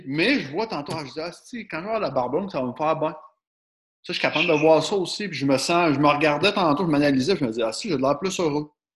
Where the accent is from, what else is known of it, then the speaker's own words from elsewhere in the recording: Quebec, Canada; on est des Québécois